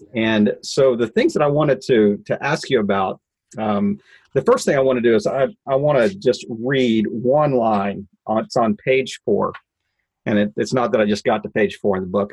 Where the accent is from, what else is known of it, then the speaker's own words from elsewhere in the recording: Midwest, United States; I'm a Midwesterner